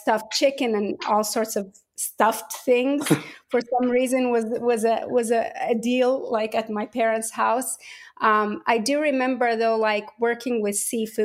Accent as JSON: {"language": "English", "town": "Port Said", "region": "Port Said Governorate", "country": "Egypt", "tie": "born or raised there", "moved": "yes", "lives_now": "Atlanta, United States", "said": "I was born and raised in Port Said, Egypt"}